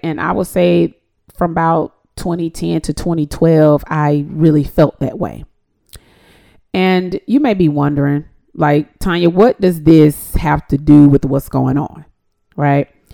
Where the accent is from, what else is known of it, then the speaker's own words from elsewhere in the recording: Decatur, Georgia, United States; also born or lived in Atlanta, Georgia; I'm actually from Atlanta. I was born in Atlanta. I was raised in Decatur, Georgia, to be exact.